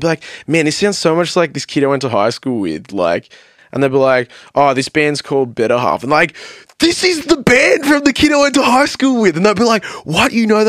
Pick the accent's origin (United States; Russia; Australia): Australia; Melbourne, Victoria; they still had a good audience, but it was like half the size of us because we're like from Melbourne.